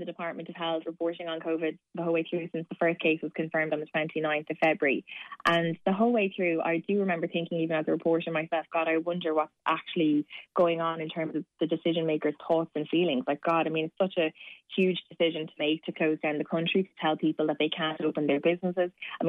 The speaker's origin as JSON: {"language": "English", "town": "Waterford", "region": "Munster", "country": "Ireland", "tie": "born or raised there", "also_born_or_lived": "Cork", "said": "Well, I was born in Cork and raised in Waterford. So my mom is Cork and dad's Waterford. My parents live in Waterford, but I always have to say I'm from both."}